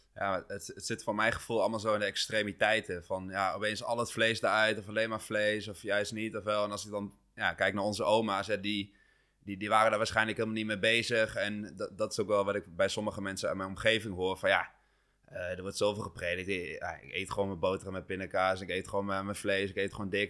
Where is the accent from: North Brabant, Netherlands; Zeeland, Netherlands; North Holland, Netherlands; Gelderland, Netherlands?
Gelderland, Netherlands; Achterhoek; moved away; ik kom oorspronkelijk uit de Achterhoek